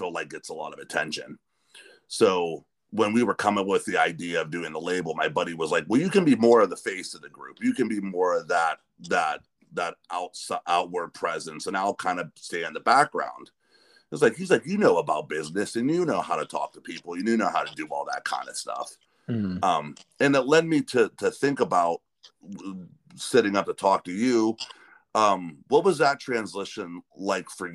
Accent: north of Pittsburgh, Western Pennsylvania, United States; me and a buddy of mine we're from Western Pennsylvania, north of Pittsburgh

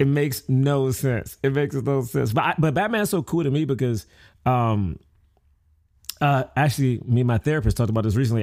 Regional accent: Washington, District of Columbia, United States; I grew up in Southeast D C, which is not the best area

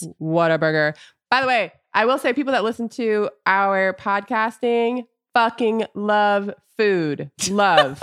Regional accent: Orlando, Florida, United States; moved away as an adult; also born or lived in Los Angeles; growing up in Orlando and then spending a lot of my adult life in L A.

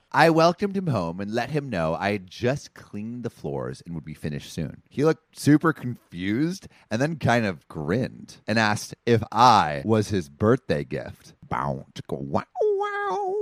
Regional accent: Los Angeles, California, United States; Woodland Hills, like my, my hometown

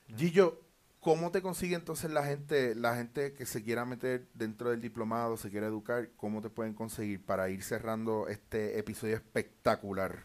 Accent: Puerto Rico; moved away; also born or lived in Barcelona; siendo puertorriqueño

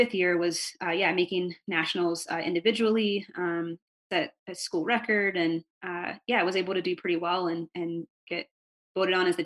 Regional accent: North Carolina, United States; I grew up in North Carolina

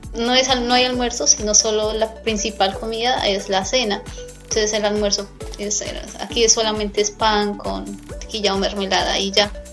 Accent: Colombia; moved away as an adult; now in Netherlands; como mm, colombiana

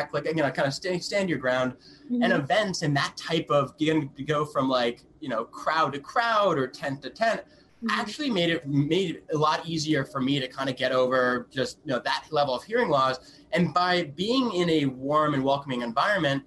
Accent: Connecticut, United States; moved away as an adult; also born or lived in North Carolina / Washington, D.C. / New York; I grew up in Connecticut, went to university at Wake Forest University in North Carolina.

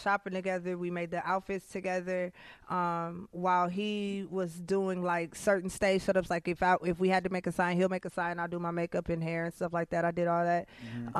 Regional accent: Minneapolis, Minnesota, United States; I'm from North Minneapolis

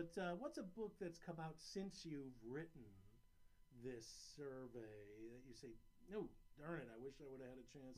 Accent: Williamsburg, Virginia, United States; So I grew up in Williamsburg, Virginia, and I went to the University of Virginia.

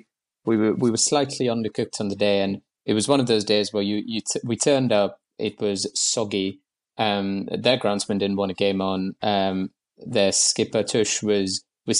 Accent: Mumbai, Maharashtra, India; moved away as an adult; now in London, United Kingdom; I moved to London in 2014 from Bombay, where I grew up

